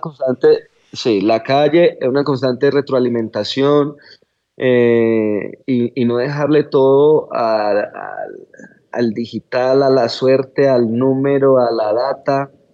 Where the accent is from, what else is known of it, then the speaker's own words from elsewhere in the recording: Colombia; la forma en la que somos los colombianos en general